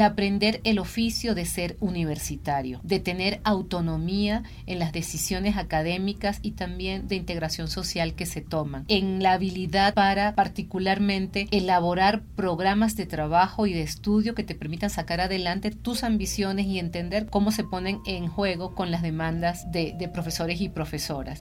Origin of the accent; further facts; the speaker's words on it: Venezuela; soy venezolana